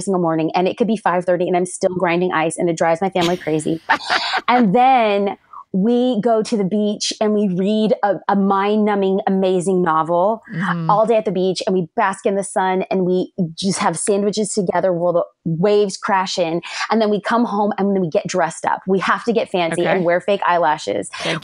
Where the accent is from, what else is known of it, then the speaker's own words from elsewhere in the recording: California, United States; And I grew up in California